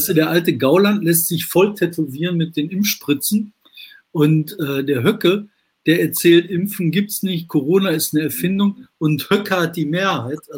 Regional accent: Bottrop, North Rhine-Westphalia, Germany; Also ich komme aus, aus Bottrop, dann zum Münsterland hin, ne, über die Hart geht es dann nach Münster hoch.

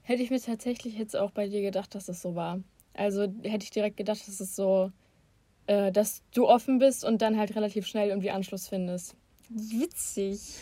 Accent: Bottrop, North Rhine-Westphalia, Germany; wo ich herkomme, ist es halt klar, weil ich niemals woanders gelebt habe als in Bottrop

